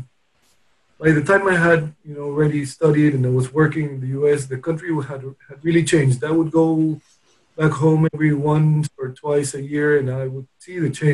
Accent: Lima, Peru; also born or lived in Austin, Texas / Los Angeles / Washington, D.C.; I grew up in Peru.

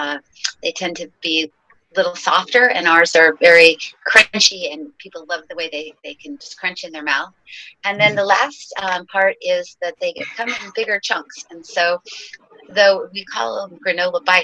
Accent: Ojai, California, United States; also born or lived in New York; I came back to my hometown, which is Ojai, California, small little town in the mountains of near Santa Barbara

